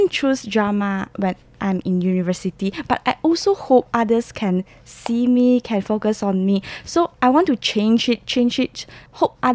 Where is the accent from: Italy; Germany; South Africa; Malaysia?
Malaysia; because I'm from Malaysia, mm -hmm. so I have learned Malay